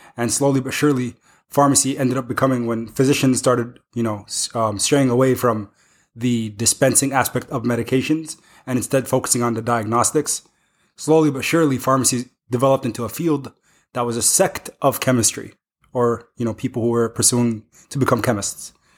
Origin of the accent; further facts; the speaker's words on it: Iowa City, Iowa, United States; I grew up in the Iowa City area